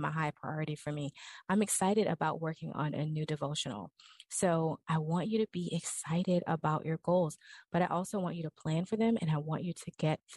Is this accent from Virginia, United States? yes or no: no; New Orleans, Louisiana, United States; I'm from New Orleans